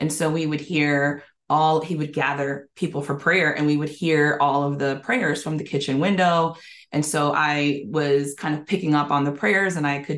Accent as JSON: {"language": "English", "town": "New York City", "region": "New York", "country": "United States", "tie": "born or raised there", "also_born_or_lived": "Bronx, New York / Marble Hill, Riverdale, New York", "said": "I was born in the Bronx. I spent the first 6 or 7 years in the Marble Hill, Riverdale area. And then we moved down to Washington Heights"}